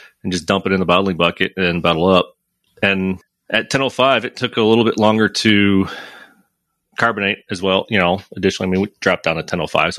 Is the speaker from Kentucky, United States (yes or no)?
no; Michigan, United States; now in St. Louis, United States; I grew up in Michigan too